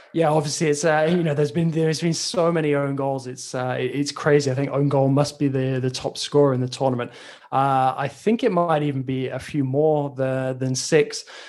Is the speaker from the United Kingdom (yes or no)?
yes; England, United Kingdom; as an Englishman